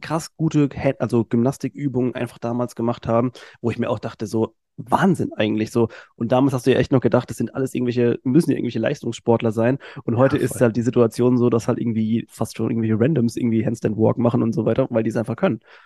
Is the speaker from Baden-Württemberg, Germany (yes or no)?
yes; Mannheim, Baden-Württemberg, Germany; ich bin Mannheimer